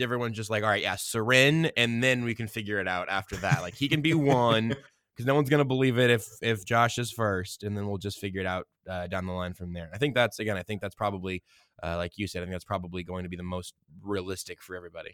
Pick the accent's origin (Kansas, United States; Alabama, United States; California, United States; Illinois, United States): Kansas, United States; Wichita; now in Kansas City, United States; I was born in 1994 in Wichita, Kansas